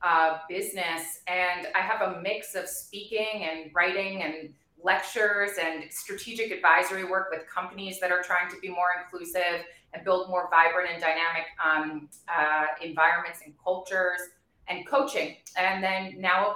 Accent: Bermuda; moved away as an adult; also born or lived in Providence, United States / New York, United States; I was born and raised in Bermuda

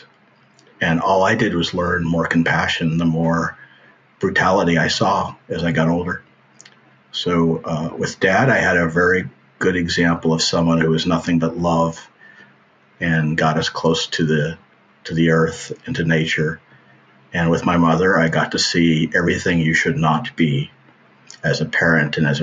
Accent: Florida, United States; moved away; also born or lived in Texas; I grew up in Florida on the edge of the Everglades

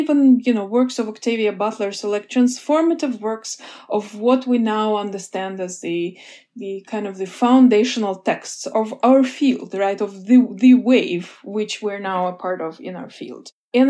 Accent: Russia; English is a second language; I was growing up in the Soviet Union. I was a child and then a preteen in the last years of the Soviet Union.

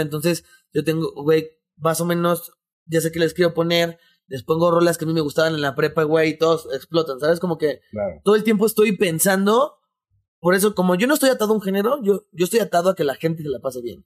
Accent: Mexico; also born or lived in Mexico City

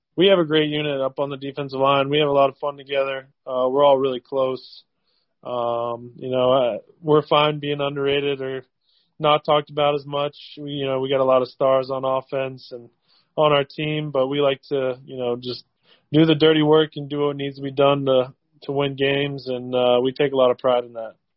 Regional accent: Cincinnati, Ohio, United States; I'm from Cincinnati, hometown, hometown player

